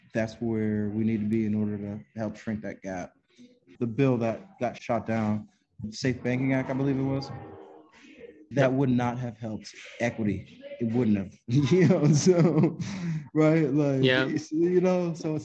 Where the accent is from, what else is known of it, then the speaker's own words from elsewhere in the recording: Connecticut, United States; Connecticut's my home state